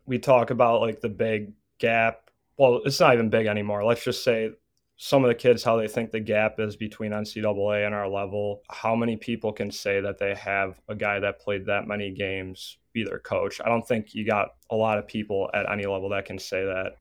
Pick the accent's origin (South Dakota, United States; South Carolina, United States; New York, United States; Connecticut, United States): New York, United States; Buffalo; I grew up here. My parents are five to ten minutes away from the main campus here.